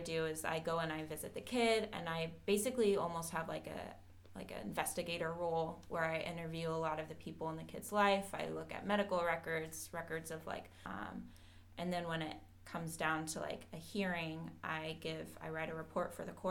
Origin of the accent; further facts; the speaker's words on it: Austin, Texas, United States; moved away as an adult; now in Cleveland, United States; I am from Austin, Texas